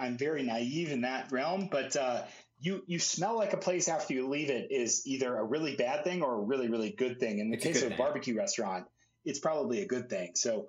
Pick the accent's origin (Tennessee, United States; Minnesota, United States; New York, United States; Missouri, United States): Tennessee, United States; Memphis; I grew up in Memphis, which is basically North Mississippi